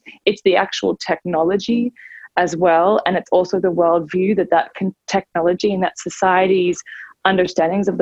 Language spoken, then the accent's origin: English; Australia; moved away as an adult; now in United States; I'm originally actually from Australia, and I moved here 14 years ago to come to Harvard